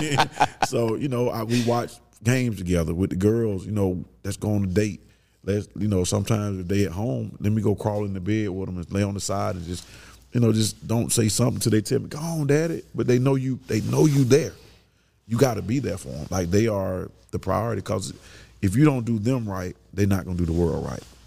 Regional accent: Kirkwood, United States; We grew up in Kirkwood.

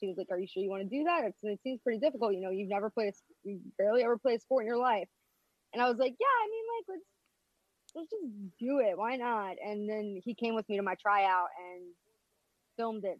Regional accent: Philadelphia, Pennsylvania, United States; I'm from Philadelphia

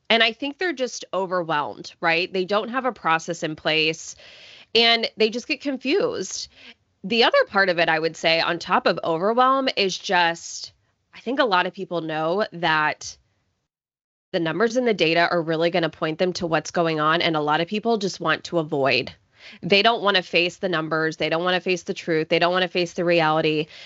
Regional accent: Coppell, Texas, United States; now in Houston, United States; I grew up in the suburbs of Dallas, Texas, in a town called Coppell

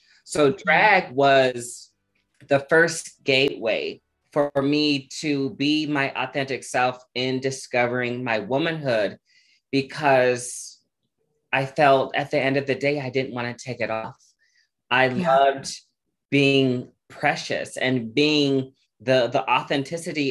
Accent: Omaha, Nebraska, United States; growing up in Omaha, Nebraska, I grew up a child who was very resilient

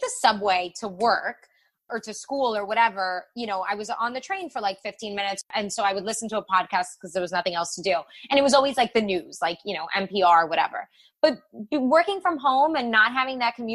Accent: Miami, Florida, United States; I'm from Miami

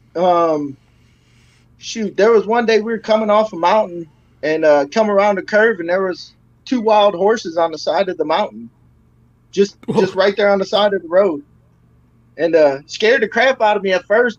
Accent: Michigan, United States; now in Texas, United States; I'm from Michigan, but I moved to Texas because I hate the cold.

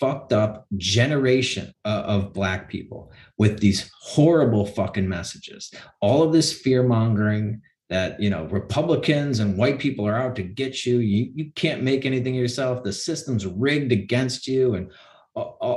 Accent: Chicago, Illinois, United States; in Chicago, my hometown

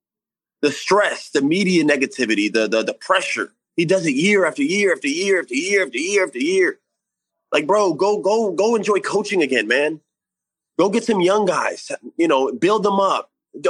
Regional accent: Florida, United States; me growing up in Florida

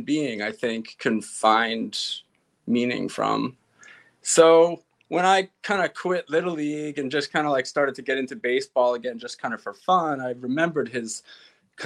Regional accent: East Meadow, New York, United States; I grew up in East Meadow, which bumps up against Uniondale, which is where the Nassau Coliseum is.

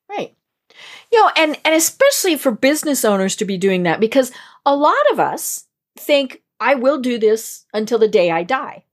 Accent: Colorado, United States; born or raised there

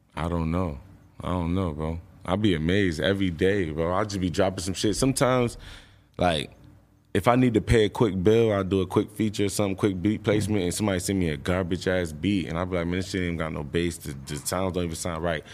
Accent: New York, United States; I live from New York. I mean, I'm from New York.

